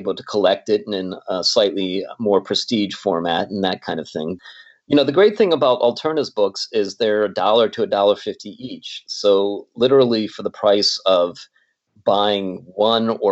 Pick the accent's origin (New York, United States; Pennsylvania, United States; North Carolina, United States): Pennsylvania, United States; Pittsburgh; moved away as an adult; now in Los Angeles, United States; I'm originally from Pittsburgh